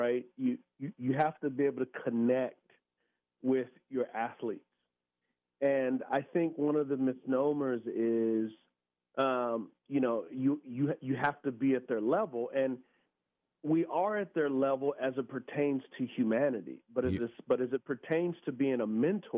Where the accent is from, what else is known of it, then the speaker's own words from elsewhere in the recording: San Antonio, Texas, United States; I grew up in San Antonio, Texas. It's an area called the West Side.